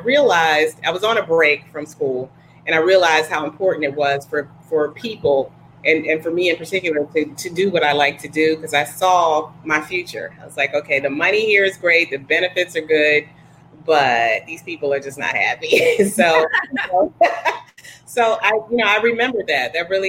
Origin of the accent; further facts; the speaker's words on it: Wilmington, Delaware, United States; also born or lived in Petersburg; So I'm originally from Wilmington, Delaware. My dad pastored in D.C. on Capitol Hill, and then he was in Petersburg. So I actually went to Petersburg High.